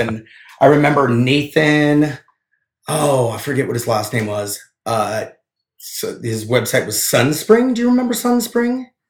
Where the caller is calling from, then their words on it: Helena, Montana, United States; I'm calling in from my home. Uh, as my wife watches the TV and my child sleeps um, in Helena